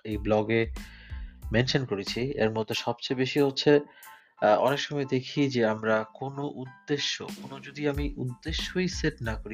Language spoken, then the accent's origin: Bangla; Bangladesh; now in Germany; আমি একজন বাংলাদেশি জার্মান প্রবাসী